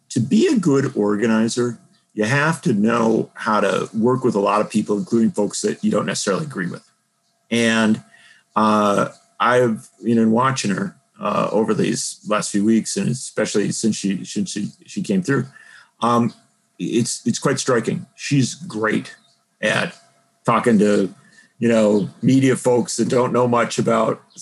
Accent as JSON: {"language": "English", "town": "Milwaukee", "region": "Wisconsin", "country": "United States", "tie": "born or raised there", "said": "I grew up in Wisconsin, around Milwaukee"}